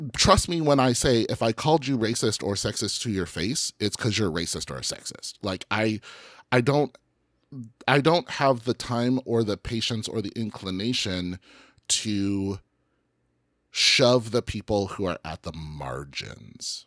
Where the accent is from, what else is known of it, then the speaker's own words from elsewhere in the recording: Colorado, United States; I'm from Colorado